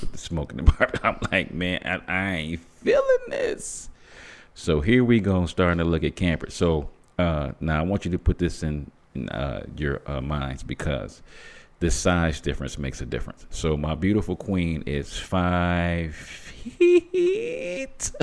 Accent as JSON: {"language": "English", "town": "Flint", "region": "Michigan", "country": "United States", "tie": "born or raised there", "said": "me being born and raised in Flint, Michigan"}